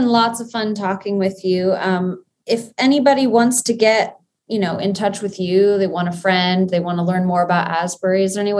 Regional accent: Kenya; I mean, you and I growing up in Kenya together, we go way back.

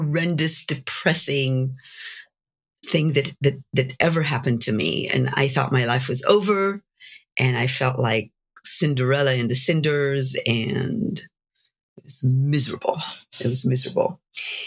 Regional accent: Jerusalem, Jerusalem District, Israel; moved away as an adult; now in United States; I grew up in Jerusalem in Israel

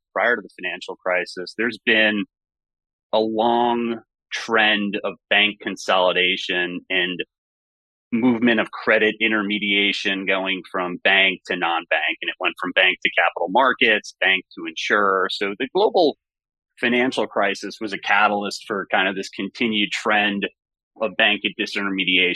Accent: Great Neck, New York, United States; I grew up in Great Neck, Long Island

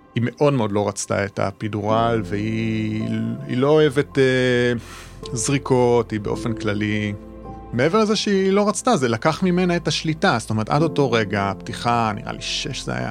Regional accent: Israel; גדלתי במושב

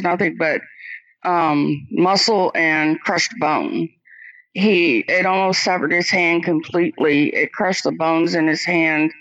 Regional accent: Quincy, Illinois, United States; moved away; my hometown in Quincy, Illinois

